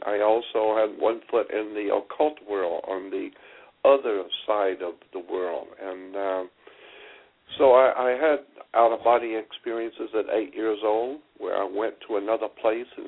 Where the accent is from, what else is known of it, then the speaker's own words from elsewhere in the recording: Pensacola, Florida, United States; grew up, born and raised in Pensacola, Florida, which is in the panhandle of Florida